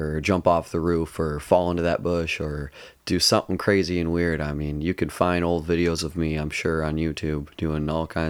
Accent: Livonia, Michigan, United States; I grew up in Livonia the first 7 years of my life, a suburb of Detroit, about 20 miles west of Detroit.

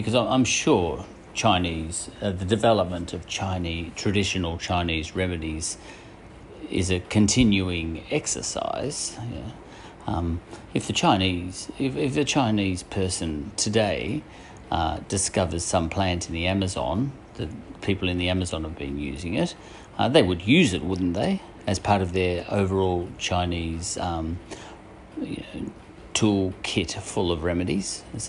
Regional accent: Scotland, United Kingdom; Because I'm a Scotsman, and the Scots were very famous for being philosophers.

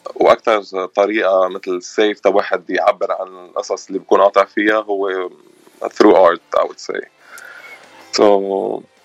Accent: Batroun, North Governorate, Lebanon; moved away as an adult; now in Los Angeles, United States; انا من من البترون

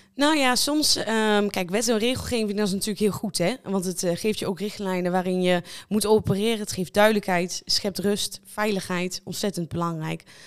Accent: Lichtenvoorde, Gelderland, Netherlands; ik kom uit Lichtenvoorde, 25 jaar

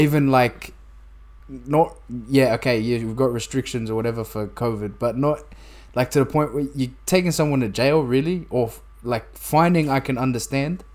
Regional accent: New South Wales, Australia; we're both from New South Wales

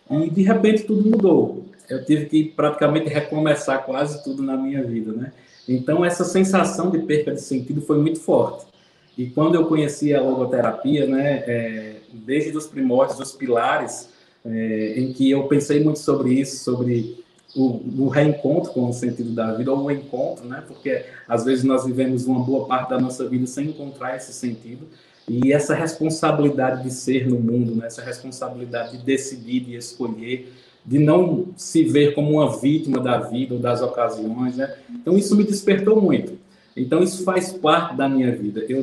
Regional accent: Campina Grande, Paraíba, Brazil; sou aqui de Campina Grande, Paraíba. Tenho 38 anos.

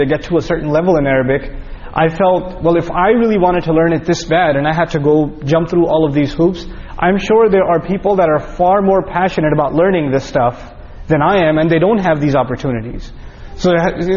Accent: New York, United States; We're both from New York.

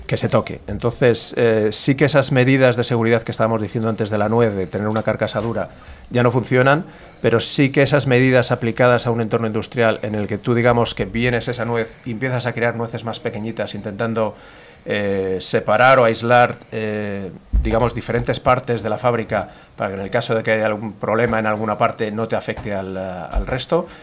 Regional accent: Madrid, Community of Madrid, Spain; soy de Madrid, nací en Madrid, pero bueno, toda mi familia, o prácticamente toda mi familia es del norte, norte de España, Cantabria y alrededores

